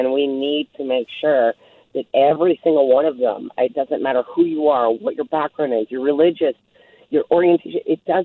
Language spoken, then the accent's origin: English; Nelson, British Columbia, Canada; I grew up in Nelson. I'm born and raised here.